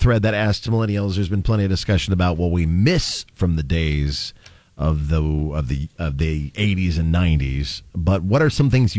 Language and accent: English; Martell, Nebraska, United States; my hometown of Martell.